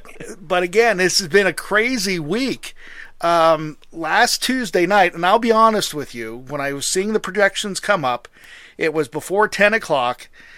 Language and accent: English; Pennsylvania, United States; my home state of Pennsylvania